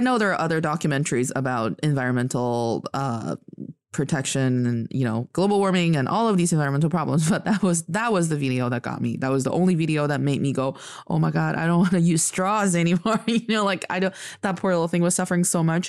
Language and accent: English; Northeast China, China; also born or lived in United States; now in Beijing, China; I am from the northeast part of China, proudly repping Dongbae